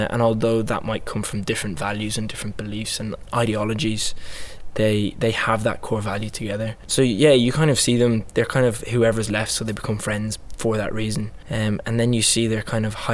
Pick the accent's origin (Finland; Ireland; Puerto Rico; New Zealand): Ireland; moved away as an adult; also born or lived in Wales; I trained at Royal Welsh, but I grew up in Ireland